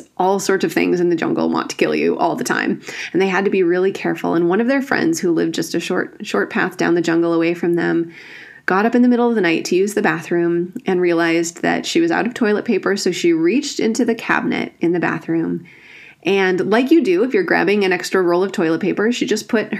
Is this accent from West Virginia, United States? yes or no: no; Northwoods of Wisconsin, United States; I grew up in the Northwoods of Wisconsin